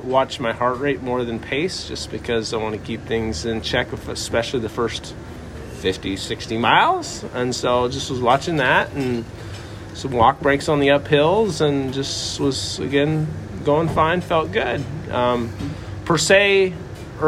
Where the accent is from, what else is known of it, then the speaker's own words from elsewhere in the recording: the Northwest, Pacific Northwest, United States; moved away; born and raised in the Northwest